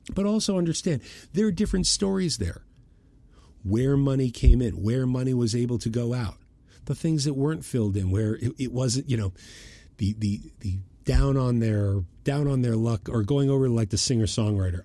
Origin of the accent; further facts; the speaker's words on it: Boston, Massachusetts, United States; I'm from Boston